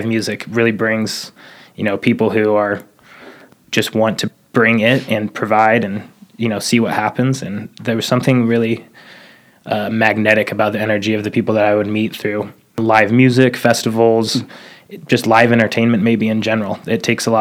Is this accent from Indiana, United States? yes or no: no; Boise, Idaho, United States; also born or lived in Moscow, Idaho / California; I'm born and raised in Boise